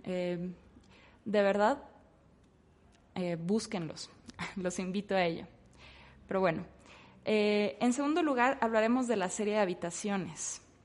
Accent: Ciudad Victoria, Tamaulipas, Mexico; moved away as an adult; yo soy de Ciudad Victoria, Tamaulipas

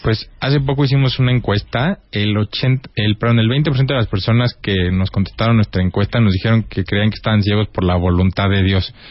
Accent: Mexico; soy más mexicano que el chile

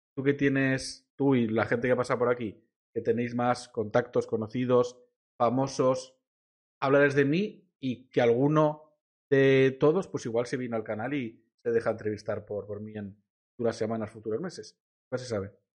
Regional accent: Vila-real, Valencian Community, Spain; soy como decía de Villarreal

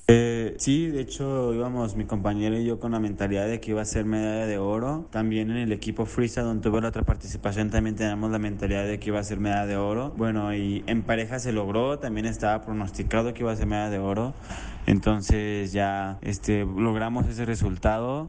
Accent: Zapopan, Jalisco, Mexico; soy de Jalisco, de Zapopan, Jalisco

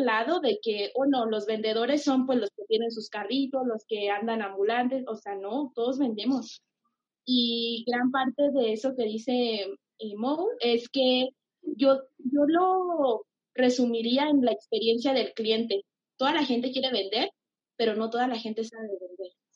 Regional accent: Pénjamo, Guanajuato, Mexico; now in Jalisco, Mexico

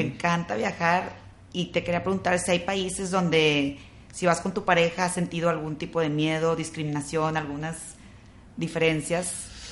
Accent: Monterrey, Nuevo León, Mexico; nosotros que crecimos aquí en Monterrey, católicos, conservadores

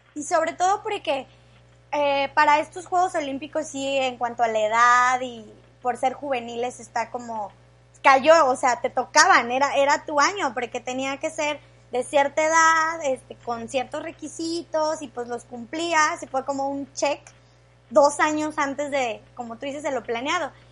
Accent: Mexico; como mexicanos

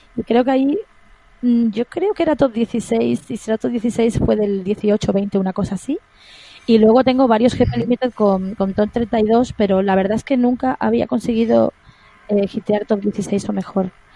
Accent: Santa Cruz de Tenerife, Canary Islands, Spain; moved away as an adult; now in Madrid, Spain; yo soy de, Tenerife, de Santa Cruz de Tenerife, y luego me trasladé a Madrid en enero del 2002

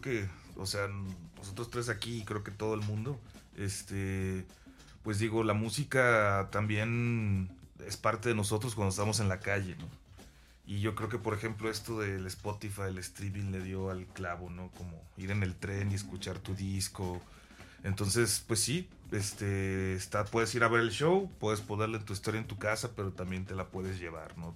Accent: Veracruz, Mexico; yo soy de Veracruz

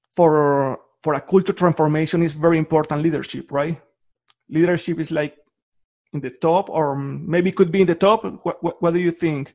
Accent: Colombia; moved away; I'm from Colombia.

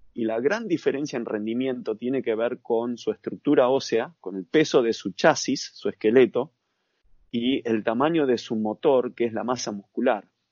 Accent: Argentina; also born or lived in United States; soy de Argentina

